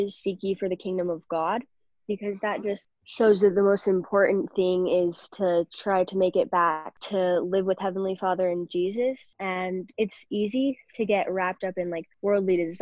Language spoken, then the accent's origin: English; Utah, United States; I'm 14 and I'm from Utah